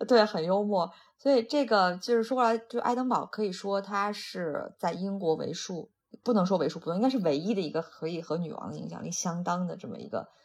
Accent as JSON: {"language": "Chinese", "region": "Shandong", "country": "China", "said": "我是山东的，那我们那个其实很早以前就是每年有多少道禁渔期"}